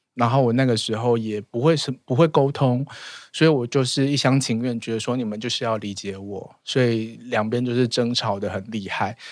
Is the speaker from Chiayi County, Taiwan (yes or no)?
yes; rural Chiayi, Chiayi County, Taiwan; moved away; also born or lived in Taipei; 我小时候在嘉义乡下